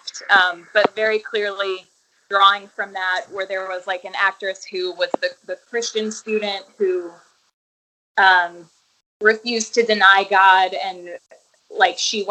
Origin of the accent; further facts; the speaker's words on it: suburbs outside of New Orleans, Louisiana, United States; in the suburbs that I grew up in outside of New Orleans